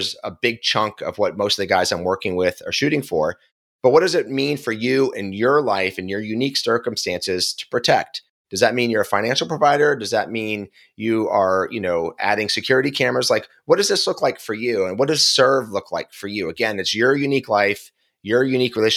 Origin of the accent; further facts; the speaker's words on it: Philadelphia, Pennsylvania, United States; I'm from Philly